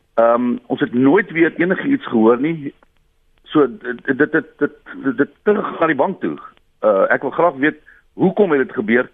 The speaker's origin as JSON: {"language": "Afrikaans", "region": "Western Cape", "country": "South Africa", "said": "Ek is van die Kaap, maar ek het 'n huis gehad in Pretoria"}